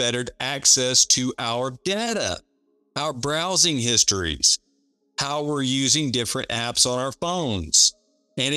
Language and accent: English; United States; we as the American people